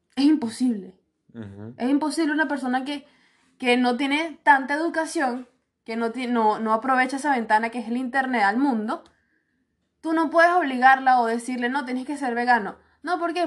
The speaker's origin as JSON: {"language": "Spanish", "country": "Venezuela", "moved": "yes", "lives_now": "Chile", "said": "Porque yo estoy orgullosa de ser venezolana"}